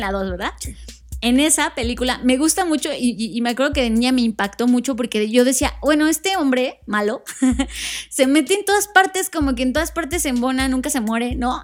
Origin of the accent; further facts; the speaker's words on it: Mexico; Como mexicanos